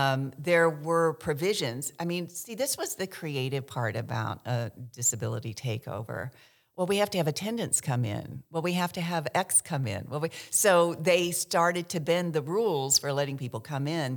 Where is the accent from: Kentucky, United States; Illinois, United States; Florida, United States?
Kentucky, United States; first language American Sign Language; English is a second language; moved away as an adult; also born or lived in San Francisco; I w, was raised in Kentucky, um, by a deaf mother, single mother.